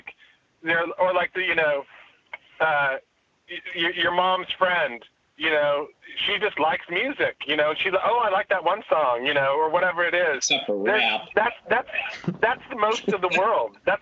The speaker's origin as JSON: {"language": "English", "town": "Redding", "region": "California", "country": "United States", "tie": "born or raised there", "also_born_or_lived": "Davis, California", "said": "where I grew up in Redding"}